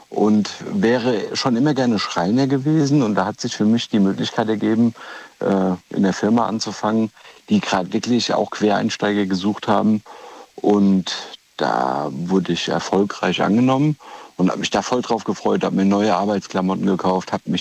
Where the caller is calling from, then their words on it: Rhineland-Palatinate, Germany; Hallo, ich komme aus Rheinland-Pfalz hier.